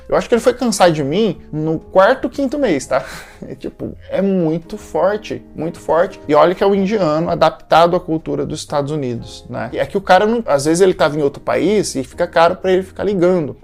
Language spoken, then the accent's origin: Portuguese; Brazil; sendo brasileiro